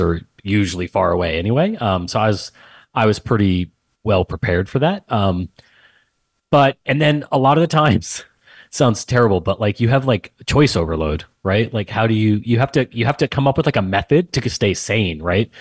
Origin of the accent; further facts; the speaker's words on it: San Antonio, Texas, United States; moved away as an adult; also born or lived in West Point, New York; born and raised in San Antonio, Texas. Um, grew up there, same house, everything